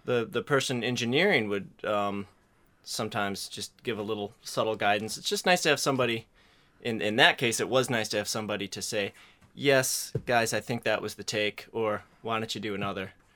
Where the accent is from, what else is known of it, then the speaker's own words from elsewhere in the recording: Isle of Man; I grew up on the Isle of Man in the Irish Sea